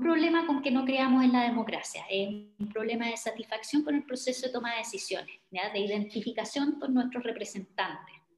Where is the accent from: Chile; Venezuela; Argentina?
Chile; como somos chilenos